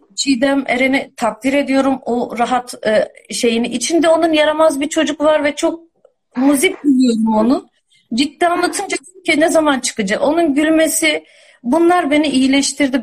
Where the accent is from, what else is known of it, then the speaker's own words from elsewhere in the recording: Istanbul, Turkey; moved away; İstanbul'da doğdum, büyüdüm ben.